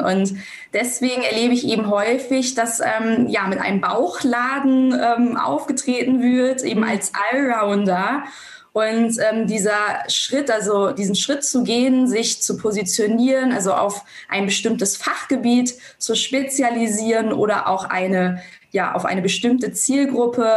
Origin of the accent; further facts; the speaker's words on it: Germany; bei uns in Deutschland